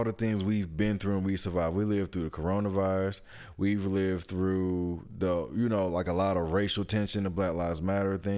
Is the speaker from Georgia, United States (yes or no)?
yes; Atlanta, Georgia, United States; I grew up in Atlanta. Like, born and raised.